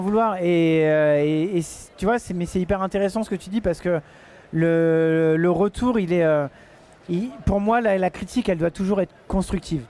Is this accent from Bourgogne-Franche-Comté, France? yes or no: no; Château-Thierry, Hauts-de-France, France; je viens de Château-Thierry, je vis dans un petit village et j'ai grandi là-dedans.